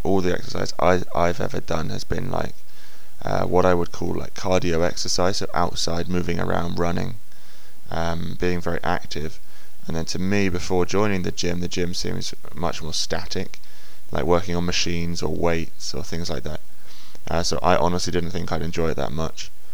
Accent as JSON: {"language": "English", "region": "England", "country": "United Kingdom", "said": "when I was young, as all English boys do, I played football"}